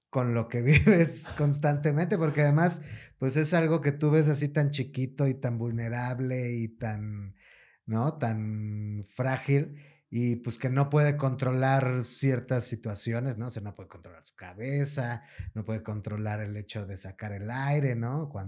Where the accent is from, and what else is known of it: Mexico City, Mexico